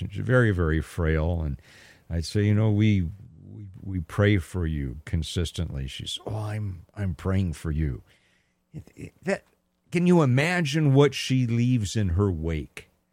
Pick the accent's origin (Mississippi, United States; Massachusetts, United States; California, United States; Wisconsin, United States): California, United States; San Gabriel Valley, Southern; moved away; growing up in Southern California, now, I was, I was from the San Gabriel Valley